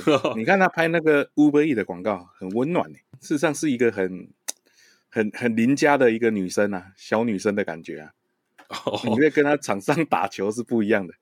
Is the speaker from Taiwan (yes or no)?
yes; Taiwan; 我们台湾人